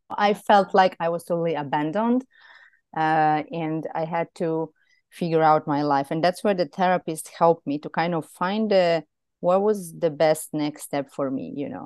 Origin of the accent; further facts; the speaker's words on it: Serbia; moved away as an adult; also born or lived in Belgrade; now in Greece; back in Serbia, in my hometown, which is a smaller town.